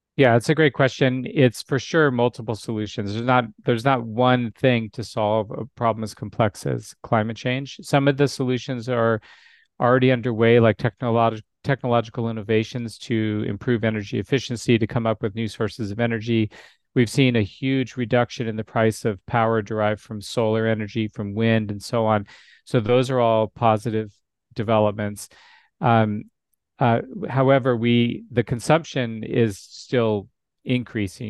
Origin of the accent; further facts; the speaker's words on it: Alaska, United States; now in Arizona, United States; And I grew up in Alaska. So I was born and raised in Alaska.